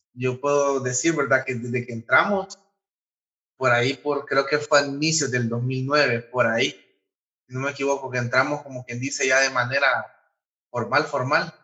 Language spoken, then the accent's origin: Spanish; Honduras; como hondureño